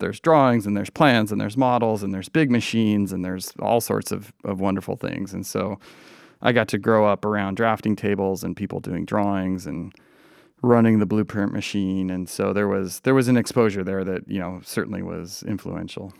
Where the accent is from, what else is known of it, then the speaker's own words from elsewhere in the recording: Coeur d'Alene, Idaho, United States; moved away as an adult; now in Seattle, United States; I grew up in Coeur d'Alene, Idaho